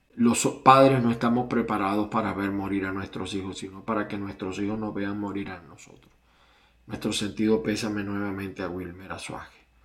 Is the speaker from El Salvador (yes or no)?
no; Venezuela; moved away; En Venezuela, en mi país